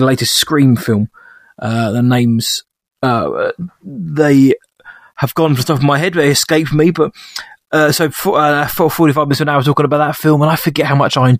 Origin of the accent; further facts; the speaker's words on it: England, United Kingdom; As an Englishman